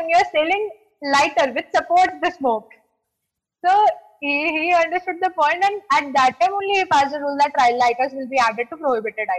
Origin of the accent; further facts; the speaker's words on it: Delhi, India; I was in Delhi because I am from Delhi